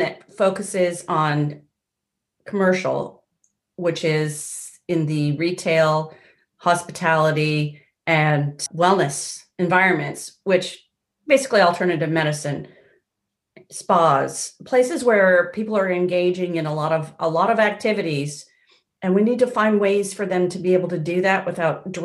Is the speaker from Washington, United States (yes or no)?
yes; Seattle, Washington, United States; moved away; I grew up in Seattle, Washington, in the States.